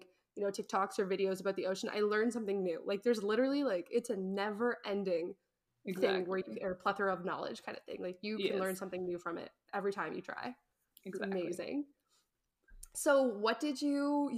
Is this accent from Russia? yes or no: no; New Brunswick, Canada; I'm from New Brunswick